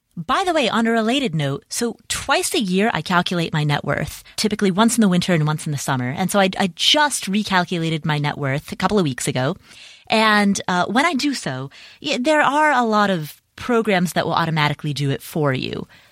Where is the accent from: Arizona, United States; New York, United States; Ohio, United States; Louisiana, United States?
Ohio, United States; Cincinnati; Cincinnati, Ohio, which, by the way, is my hometown